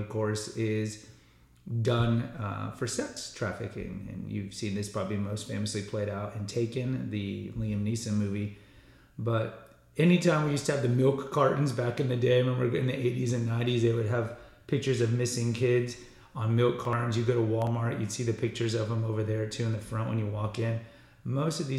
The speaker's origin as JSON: {"language": "English", "country": "Mexico", "said": "I am from Mexico"}